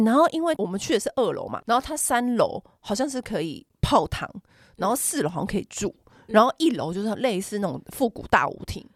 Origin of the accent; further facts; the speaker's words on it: Taiwan; 我们小时候在台 北，或台湾吃章鱼烧